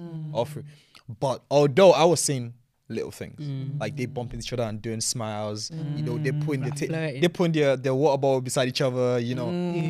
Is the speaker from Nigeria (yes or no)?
yes; Nigeria; yeah, I grew up in Nigeria, man.